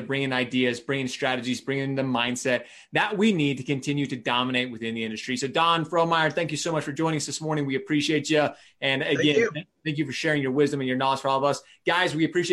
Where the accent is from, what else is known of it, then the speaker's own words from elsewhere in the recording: Utah, United States; my home state, my backyard